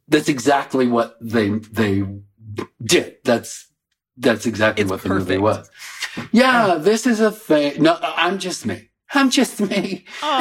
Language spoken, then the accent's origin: English; Coventry, Rhode Island, United States; also born or lived in Warwick, Rhode Island; when I was a teeny infant, uh, the family sold the Warwick house and we moved to the little shack in Coventry. So I grew up in a little shack.